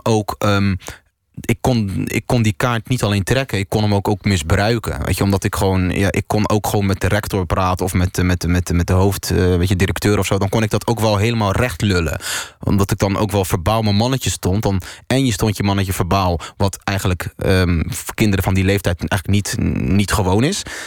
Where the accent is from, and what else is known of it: Netherlands; born or raised there